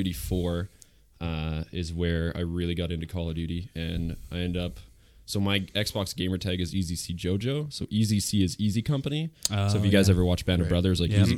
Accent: Winnipeg, Manitoba, Canada; now in Steinbach, Canada; I grew up in Winnipeg

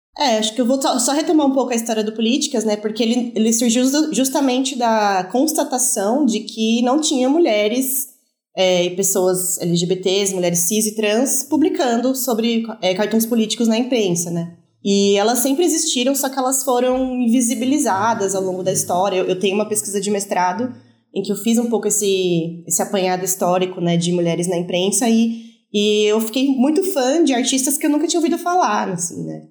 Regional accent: Brazil; sendo brasileira

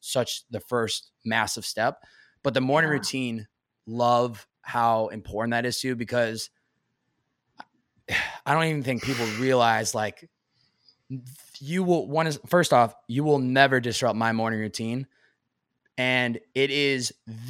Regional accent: Massachusetts, United States; now in California, United States; growing up in Massachusetts

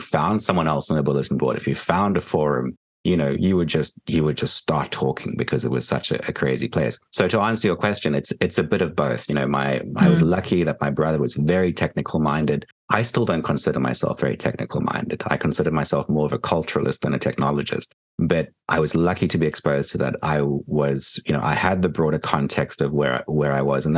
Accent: Port Elizabeth, Eastern Cape, South Africa; moved away as an adult; now in New Jersey, United States; I grew up in Port Elizabeth, which is a tiny town on the tip of South Africa. And I spent the first 18 years of my life there.

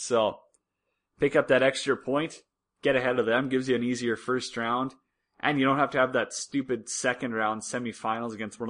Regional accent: Warman, Saskatchewan, Canada; I'm not from Swift, I'm from Saskatoon. That's where I was born. Raised in Warman, Saskatchewan. The most mediocre subpar place on earth, Warman.

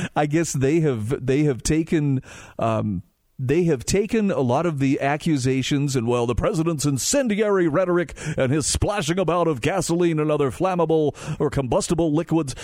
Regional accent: Utah, United States; my home state of Utah

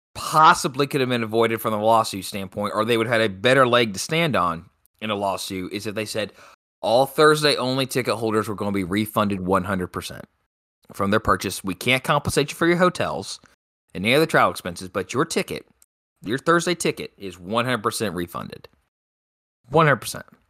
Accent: United States; as an American

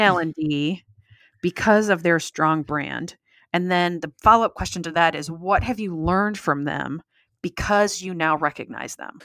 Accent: United States; since I'm American

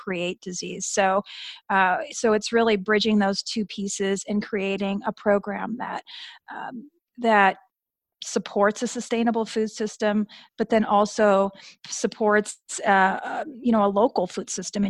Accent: Southern California, United States; I do live in Southern California, and I grew up in Southern California

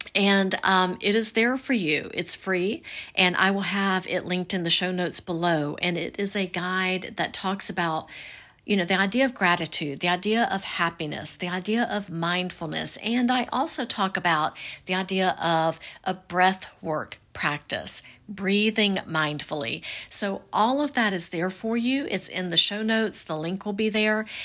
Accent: the South, United States; I'm from the South

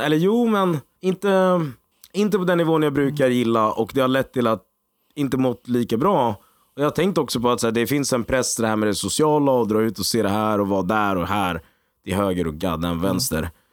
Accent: Egypt; jag är egyptier också

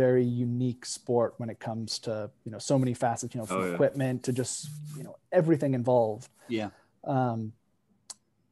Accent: Bend, Oregon, United States; I grew up out in Bend, Oregon

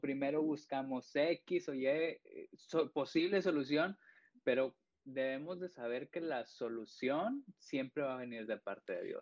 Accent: Piedras Negras, Coahuila, Mexico; also born or lived in Sabinas; yo soy de Piedras, yo vivo en Piedras

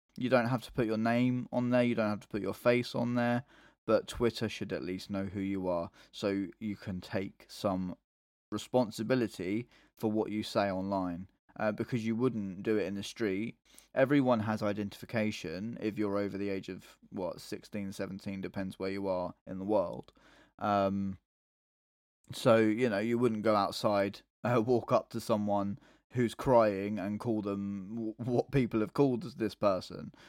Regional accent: England, United Kingdom; I'm English

